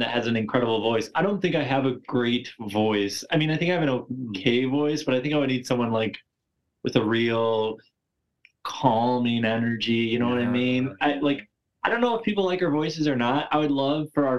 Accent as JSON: {"language": "English", "region": "Midwest", "country": "United States", "accent": "Wisconsin", "said": "I'm from the Midwest"}